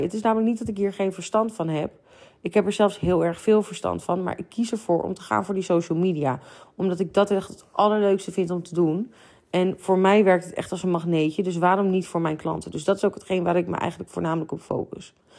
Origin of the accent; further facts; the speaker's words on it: near Amsterdam, North Holland, Netherlands; wij komen uit de buurt van Amsterdam